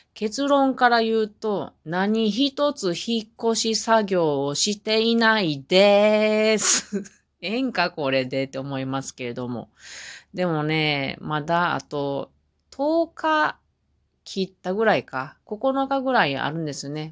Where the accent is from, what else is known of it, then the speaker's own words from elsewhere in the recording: Mie, Japan; moved away as an adult; now in Hamamatsu, Japan; 私がまだ地元の三重県にいた時に